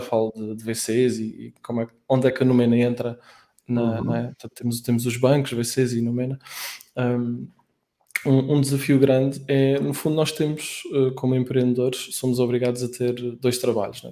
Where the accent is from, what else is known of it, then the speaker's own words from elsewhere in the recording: Aveiro, Aveiro District, Portugal; moved away as an adult; now in Lisbon, Portugal; Nos, nos primeiros 10 anos eu estive em Aveiro, que é a minha cidade natal